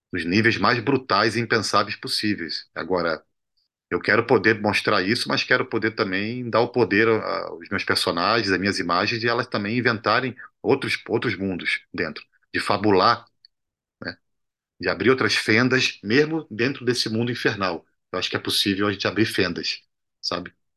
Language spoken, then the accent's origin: Portuguese; Brazil; also born or lived in Cuba; como latino-americano e como brasileiro